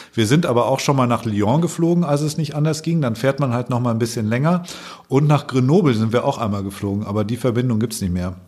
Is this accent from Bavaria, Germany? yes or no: yes; Allgäu, Bavaria, Germany; born or raised there; now in Hamburg, Germany